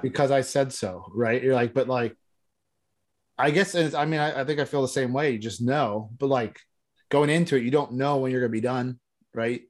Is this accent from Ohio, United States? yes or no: yes; Ohio, United States; born or raised there